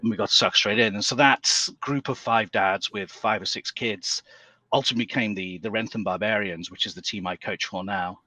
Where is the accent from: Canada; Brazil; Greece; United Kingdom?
United Kingdom; England; moved away as an adult; now in United States; I'm I'm from England originally, though I've been in the States for a long, long time now, about 25